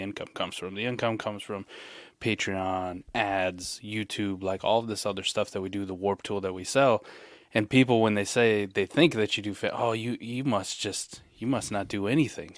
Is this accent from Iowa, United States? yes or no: yes; Iowa, United States; growing up in Iowa